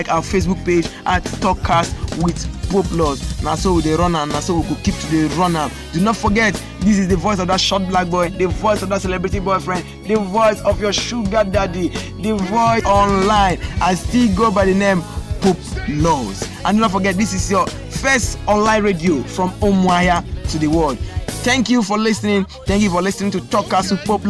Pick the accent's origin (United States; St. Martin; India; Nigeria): Nigeria; being a Nigerian